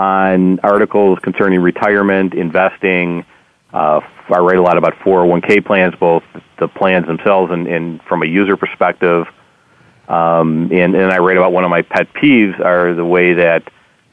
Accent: Wisconsin, United States; moved away as an adult; now in Chicago, United States; I grew up in Wisconsin, and I'm a diehard Packer fan living in Chicago

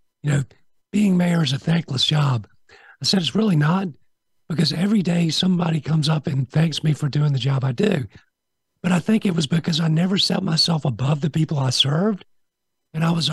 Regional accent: Augusta, Georgia, United States; also born or lived in Montreal, Canada; I was born in Montreal, moved to Augusta when I was 4 years old, 1971

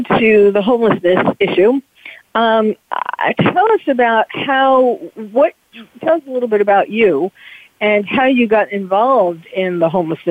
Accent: New York City, New York, United States; moved away as an adult; now in California, United States; as someone who was born and bred in New York City

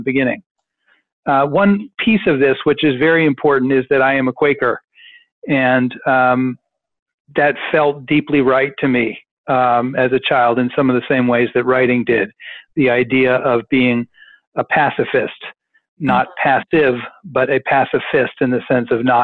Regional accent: Washington, District of Columbia, United States; I grew up in Washington

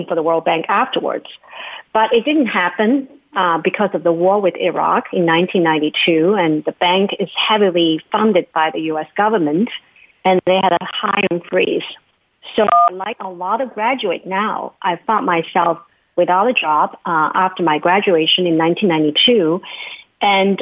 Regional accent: China; English is a second language; moved away as an adult; now in United States; I grew up in China

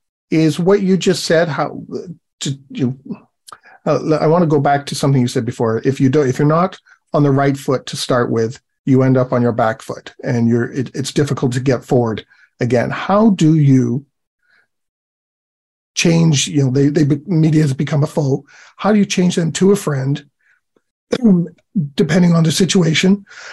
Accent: England, United Kingdom; I'm from England.

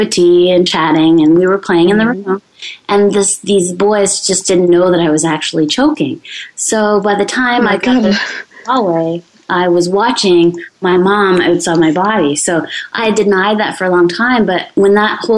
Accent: Canada; I'm French-Canadian

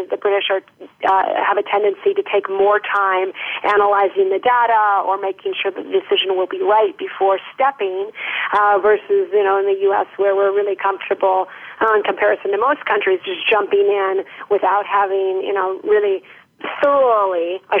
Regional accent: United States; now in France; probably my favorite my favorite dimension as an American living in France.

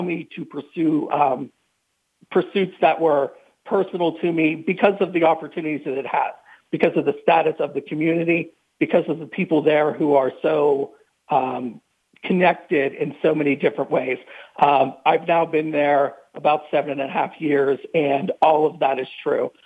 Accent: New Castle, Pennsylvania, United States; I grew up in Newcastle, Pennsylvania, about an hour north of Pittsburgh

